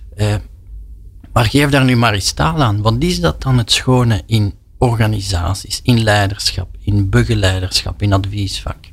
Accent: Flanders, Belgium; als Vlaming

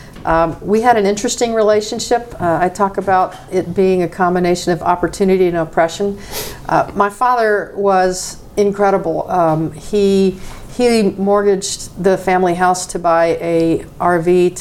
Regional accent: South Carolina, United States; growing up in South Carolina, I was the only woman racing motocross against the men

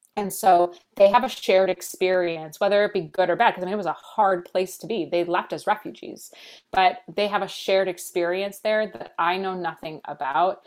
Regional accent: United States; I was born here in the States.

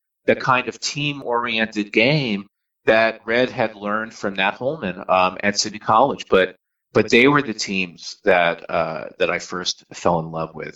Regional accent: New York, United States; I grew up in New York

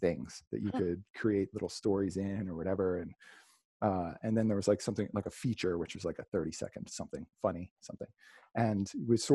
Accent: Salem County, New Jersey, United States; I grew up in Salem County, New Jersey. It's like South Jersey

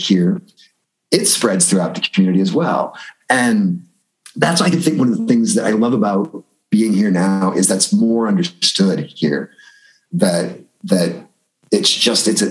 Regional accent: Danville, United States; moved away; my hometown of Danville and my high school years

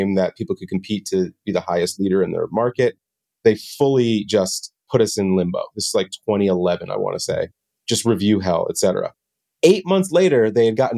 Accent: New Jersey, United States; moved away; also born or lived in Washington, D.C.; I'm from Jersey originally, actually

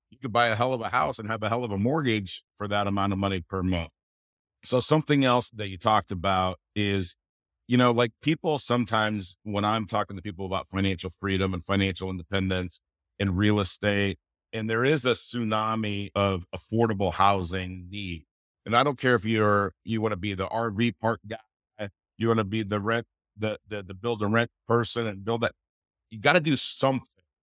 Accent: California, United States; moved away; I'm, I'm originally from California

